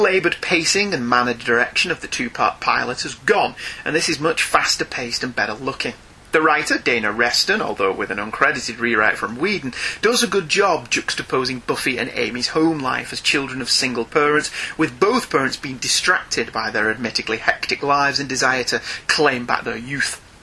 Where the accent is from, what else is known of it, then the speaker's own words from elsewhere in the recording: United Kingdom; as a Brit